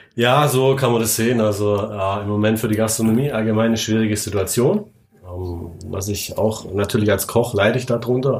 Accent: Swabia, Germany; Ich bin selber Schwabe

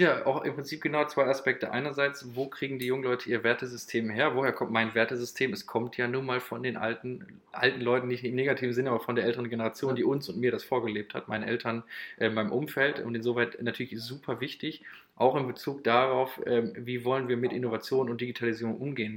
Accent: Moers, North Rhine-Westphalia, Germany; 23 Jahre alt, aus Mörs

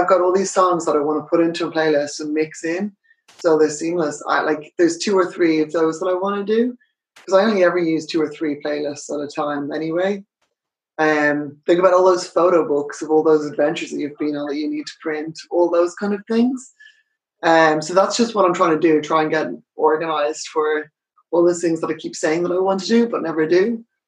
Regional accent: Ireland; moved away as an adult; also born or lived in United Kingdom / United States; I'm Irish. I, I live in Dublin.

